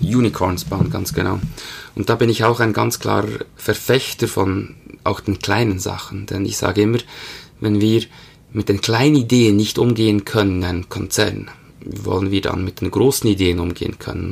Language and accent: German; Bern, Switzerland; Aufgewachsen in Bern, lebe mit meiner Familie